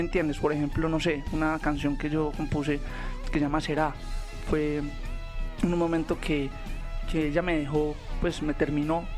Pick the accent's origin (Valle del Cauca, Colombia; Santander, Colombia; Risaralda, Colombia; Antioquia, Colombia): Antioquia, Colombia; Medellín; yo vengo de Medellín, donde es la meca del pop